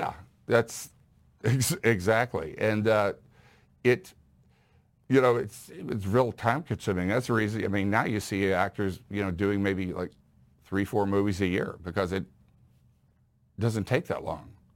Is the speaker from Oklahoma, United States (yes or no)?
no; Houston, Texas, United States; I grew up in Houston